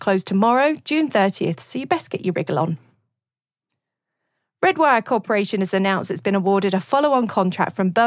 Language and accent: English; United Kingdom; accent: Mockney; now in United States; I'm from Mockney country, so I'll keep my accent a little more RP